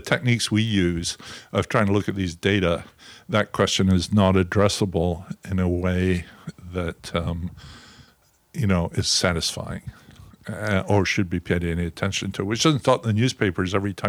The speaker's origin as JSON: {"language": "English", "region": "Scotland", "country": "United Kingdom", "tie": "born or raised there", "moved": "yes", "lives_now": "United States", "said": "You know, the most positive thing you ever say in Scotland is, I mustn't grumble."}